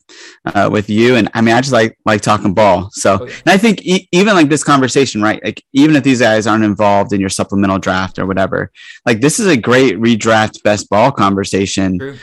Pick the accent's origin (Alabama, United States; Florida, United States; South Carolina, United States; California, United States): Florida, United States; moved away; I'm a Florida guy. I'm from Florida originally